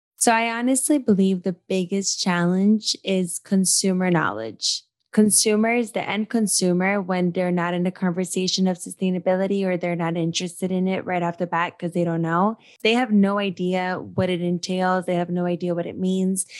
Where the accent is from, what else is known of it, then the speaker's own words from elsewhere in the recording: Brazil; moved away; I was brought up in Brazil